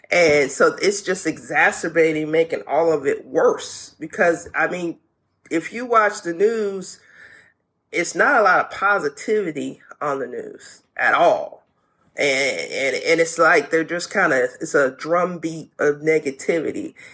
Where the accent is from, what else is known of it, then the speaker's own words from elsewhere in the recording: the South, United States; I'm a Southern child. I'm from the South.